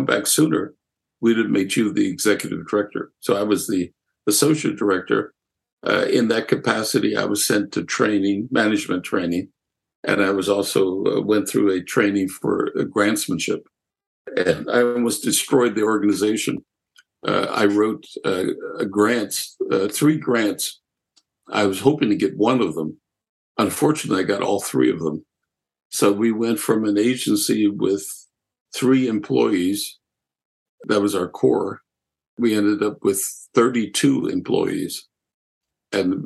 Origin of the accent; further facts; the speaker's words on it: Lancaster, Pennsylvania, United States; also born or lived in Germany; Growing up in Lancaster, I lived in a multicultural section of the city